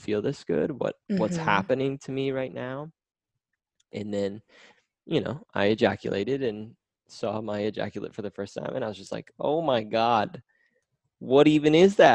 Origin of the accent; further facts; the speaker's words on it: Midwest America, United States; I grew up in Midwest America